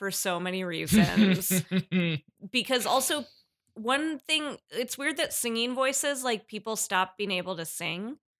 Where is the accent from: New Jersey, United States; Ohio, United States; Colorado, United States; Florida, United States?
Colorado, United States; Denver; I grew up in Denver